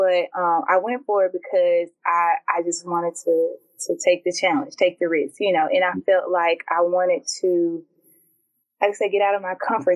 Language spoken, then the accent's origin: English; Jackson, Mississippi, United States; moved away as an adult; born and raised in West Jackson, you know, going to school in West Jackson, from Jim Hill to Jackson State